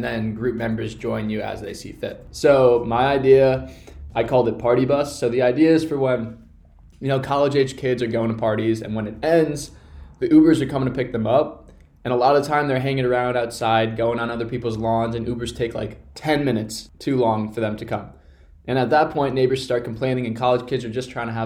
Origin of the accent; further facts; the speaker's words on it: Connecticut, United States; my hometown in Connecticut